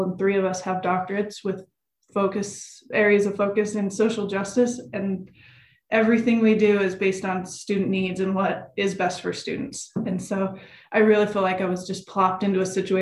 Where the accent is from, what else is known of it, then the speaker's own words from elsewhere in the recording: West Valley City, Utah, United States; I was from West Valley